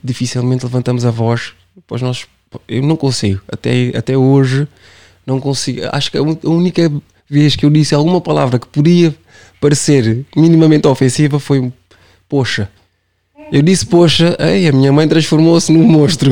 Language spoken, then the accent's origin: Portuguese; Cape Verde; Eu sou Caverdiano sempre